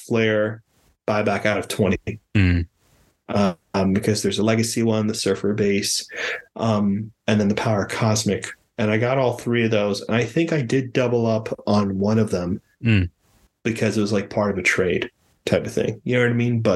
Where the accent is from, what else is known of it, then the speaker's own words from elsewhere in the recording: Miami, Florida, United States; I'm from Miami